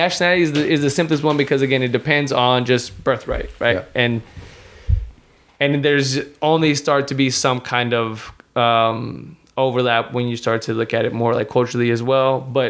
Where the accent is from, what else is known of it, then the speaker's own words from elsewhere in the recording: United States; I was born in the United States. That's my citizenship. I don't have dual citizenship in Mexico. So I can't say that I'm Mexican American or American Mexican